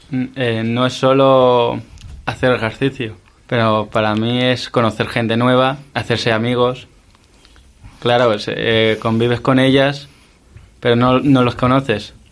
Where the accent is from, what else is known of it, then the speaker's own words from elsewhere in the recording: Castellón, Valencian Community, Spain; now in Madrid, Spain; tengo 26 años, llevo juego a baloncesto, llevo 4 años jugando. Eh, nos trasladamos de Castellón a Madrid